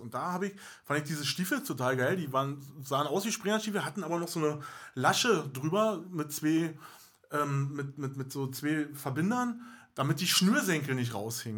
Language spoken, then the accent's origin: German; Berlin, Germany; accent: Berlinerisch; Wir sind also nur Ur-Berliner, mhm. Berlinern wie Sau